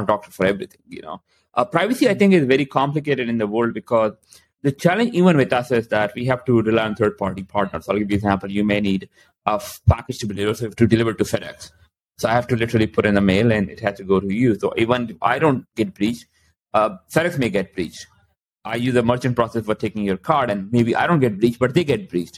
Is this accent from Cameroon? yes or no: no; Canada; I'm also Canadian